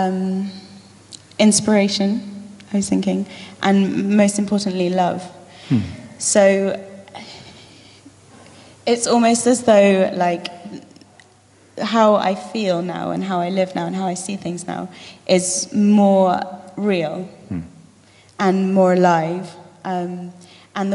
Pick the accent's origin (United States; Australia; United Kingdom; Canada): United Kingdom; Lymington, South East England; also born or lived in London; I was born in London, in Wimbledon, Roehampton. But I grew up in the New Forest, in a beautiful little town called Lymington.